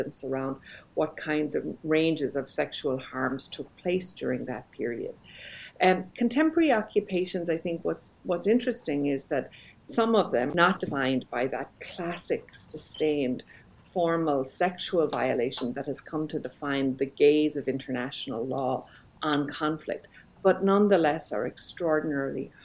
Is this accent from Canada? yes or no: no; Belfast, Northern Ireland, United Kingdom; moved away; also born or lived in Jerusalem; I grew up in Belfast, Northern Ireland